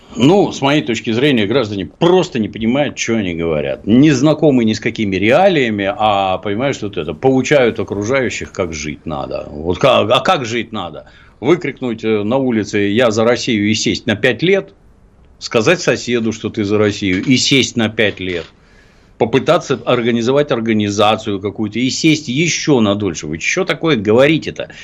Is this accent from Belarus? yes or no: no; Ukraine; moved away; also born or lived in Leningrad; я долго считал, что я украинец, раз я там родился